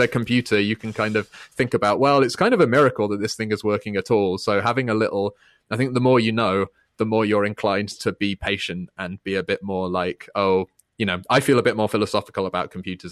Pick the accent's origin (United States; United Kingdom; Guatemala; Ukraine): United Kingdom; I'm British